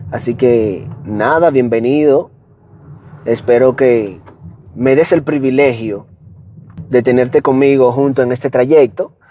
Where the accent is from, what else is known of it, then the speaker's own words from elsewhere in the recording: Dominican Republic; accent: Dominican; yo hablo dominicano lo más que puedo de de mantener mi acento, ahí lo mantengo.